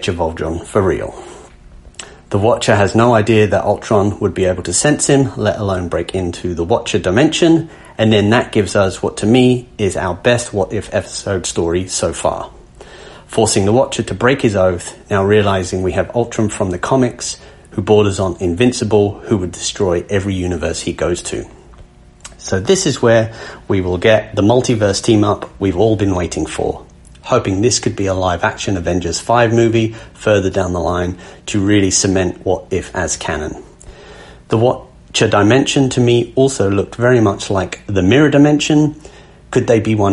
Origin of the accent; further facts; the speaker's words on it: England, United Kingdom; accent: English; I am from England, although I am also Irish. I have a Scottish mother, but my accent is primarily English.